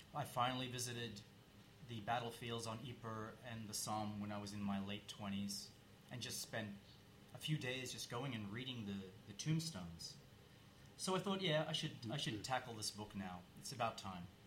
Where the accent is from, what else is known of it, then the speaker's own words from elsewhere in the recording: Australia; moved away; I grew up in Australia